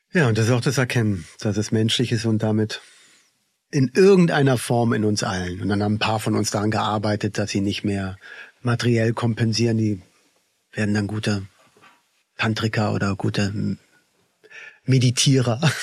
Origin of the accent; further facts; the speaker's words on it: Berlin, Germany; now in Tamera, Portugal; ich bin ja im Kinderladen aufgewachsen in Berlin.